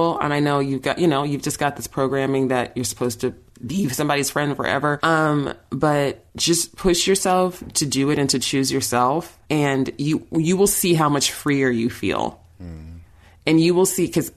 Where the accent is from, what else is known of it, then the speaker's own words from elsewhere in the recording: New York, United States; moved away; I'm from New York, all my oldest friends are in New York, my family's there